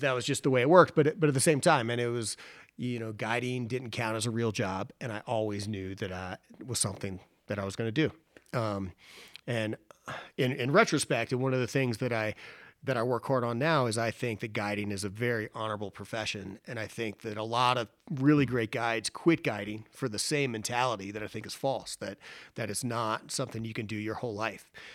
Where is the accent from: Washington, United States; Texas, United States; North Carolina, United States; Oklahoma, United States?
North Carolina, United States; Boone; Boone, North Carolina, which is my hometown